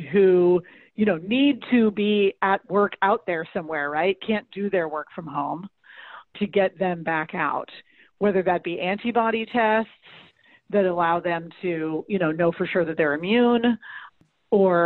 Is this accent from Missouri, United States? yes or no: yes; St. Louis, Missouri, United States; St. Louis, my hometown